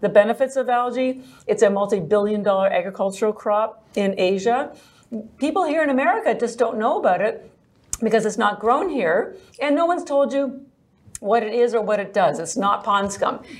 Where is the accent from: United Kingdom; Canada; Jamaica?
Canada; moved away as an adult; now in Boston, United States; I'm actually Canadian, but I've lived in Boston for 33 years.